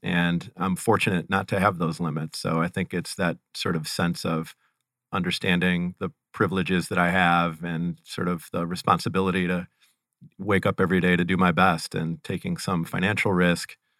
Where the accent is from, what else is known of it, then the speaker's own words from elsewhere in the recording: Cleveland, Ohio, United States; I am born and raised and currently reside near Cleveland, Ohio